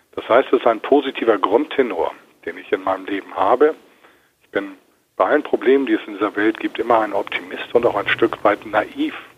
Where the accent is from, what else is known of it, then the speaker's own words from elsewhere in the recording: Hamburg, Germany; Ich bin ja Hamburger Jungen